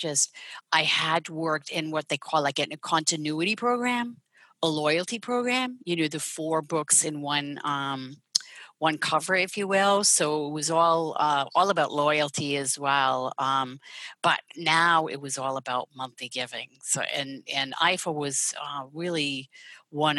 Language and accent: English; Netherlands; moved away; I'm Dutch. So I was born and raised there